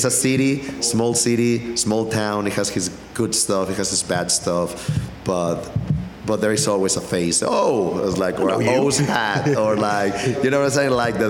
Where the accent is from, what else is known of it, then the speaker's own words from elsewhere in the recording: Takoma Park, Maryland, United States; I come from the Tacoma Park, Silver Spring area. I went to Blair High School, which it was 25% Asians, 25% Black, 25% Hispanic, and 25% White.